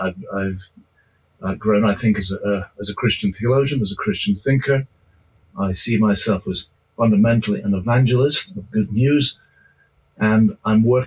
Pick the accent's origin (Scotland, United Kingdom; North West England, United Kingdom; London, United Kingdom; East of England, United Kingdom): Scotland, United Kingdom; Edinburgh; I was brought up in Edinburgh, Scotland